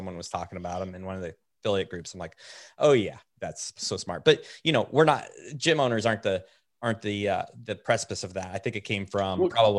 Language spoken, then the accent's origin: English; Oregon, United States; They have mountains like we grew up around in Oregon.